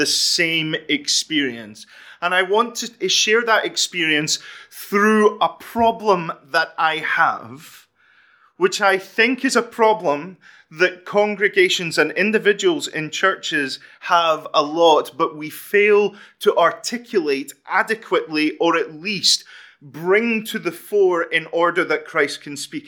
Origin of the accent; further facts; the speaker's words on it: Fife, Scotland, United Kingdom; I am from Fife.